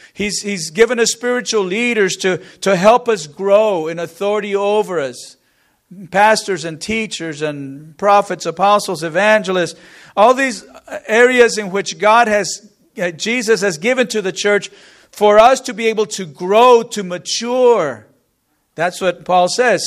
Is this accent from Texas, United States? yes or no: yes; Corpus Christi, Texas, United States; We grew up in the Corpus area, lived there for, for many years